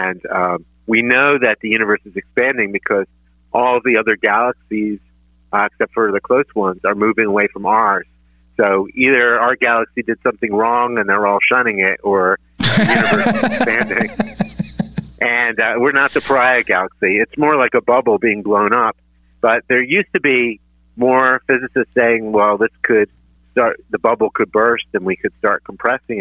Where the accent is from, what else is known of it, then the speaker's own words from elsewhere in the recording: Philadelphia, Pennsylvania, United States; I learned everything from growing up in Northeast Philly. I went to George Washington High School